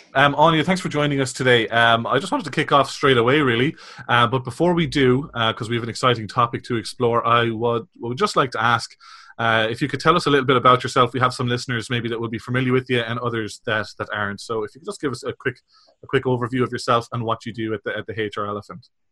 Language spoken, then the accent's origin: English; Ireland; you probably guessed from my accent, I'm from the Republic